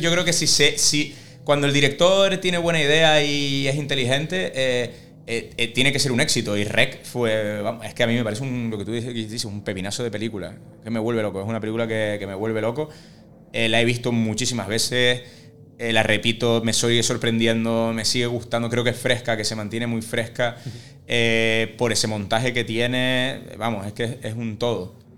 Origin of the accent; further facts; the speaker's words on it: Spain; nosotros como, españoles